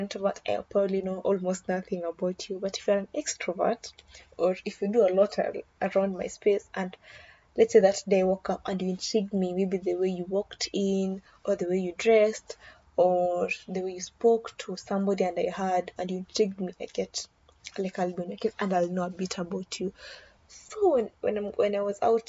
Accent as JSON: {"language": "English", "country": "Kenya", "said": "as a Kenyan, my people drink for good news and bad news"}